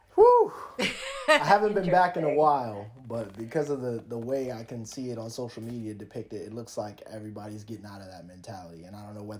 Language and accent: English; Alexandria, Virginia, United States; moved away as an adult; now in Las Vegas, United States; Where I grew up specifically, like Alexandria, there's a lot of Hispanic people